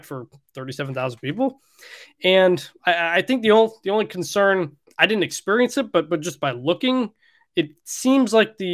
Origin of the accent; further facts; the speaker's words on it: Detroit, Michigan, United States; So I'm from Detroit, which is known for its Coney dogs.